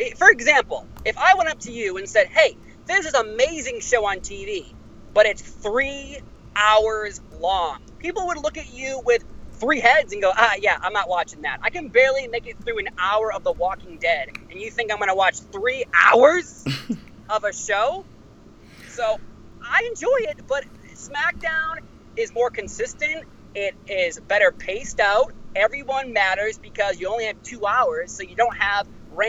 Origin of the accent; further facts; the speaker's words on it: Boston, Massachusetts, United States; I'm from Boston.